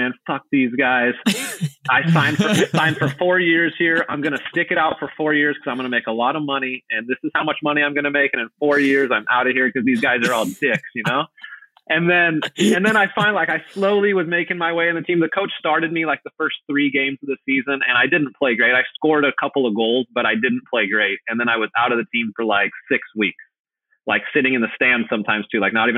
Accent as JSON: {"language": "English", "region": "Southern California", "country": "United States", "tie": "born or raised there", "also_born_or_lived": "Belgium", "moved": "as an adult", "said": "I was from Southern California"}